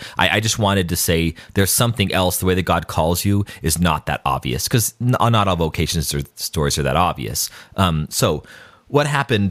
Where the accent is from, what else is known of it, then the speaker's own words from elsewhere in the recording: Albuquerque, New Mexico, United States; we didn't take the school bus to school, but we took the city bus to school in Albuquerque.